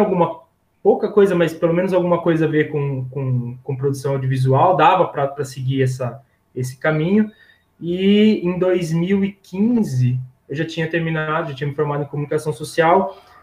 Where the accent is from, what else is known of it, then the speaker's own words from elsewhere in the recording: São Carlos, São Paulo, Brazil; eu sou de São Carlos